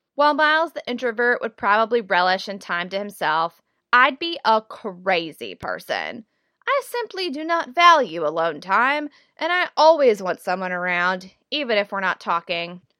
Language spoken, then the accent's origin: English; the South, United States; moved away; Growing up in the South